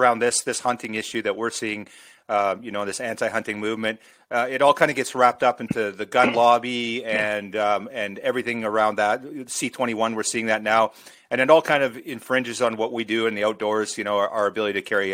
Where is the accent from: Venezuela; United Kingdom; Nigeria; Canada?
Canada; Alberta; now in Victoria, Canada; I'm an Alberta boy at heart. I grew up in Alberta, and it was just enshrined in our lifestyle